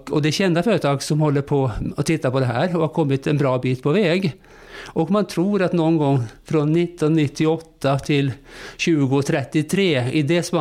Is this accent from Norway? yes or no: yes; Norway; Swedish is a second language; also born or lived in Spain / Russia / Turkey / Greece; now in Sweden; Jag kom till Sverige via många år utomlands. Jag har bott många år i Spanien, i Ryssland, i Turkiet, Grekland